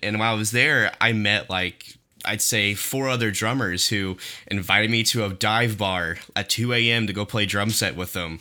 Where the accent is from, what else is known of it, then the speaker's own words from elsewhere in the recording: Owasso, Oklahoma, United States; growing up in Owasso